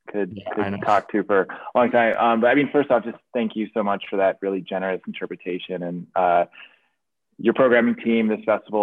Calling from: Hudson, New York, United States; also born or lived in Baltimore; I'm calling from Hudson, New York, which is where I'm based these days. I've been living here full time for a little over 2.5 years now, but obviously still a deep, deep connection to Baltimore.

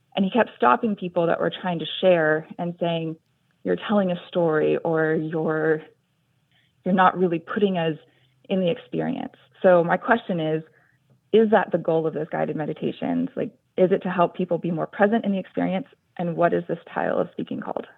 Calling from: San Jose, California, United States; I am calling from San Jose, California.

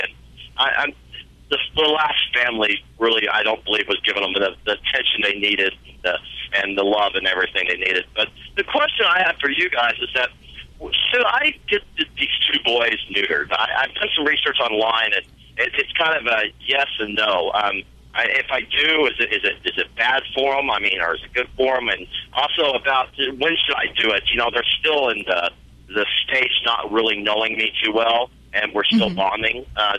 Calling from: Lodgepole, Nebraska, United States; Lodgepole, Nebraska.

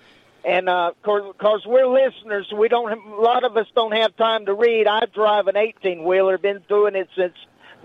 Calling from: Maggie Valley, North Carolina, United States; Oh, I'm calling you from Western North Carolina over here in Maggie Valley in Waynesville. I live right on the border.

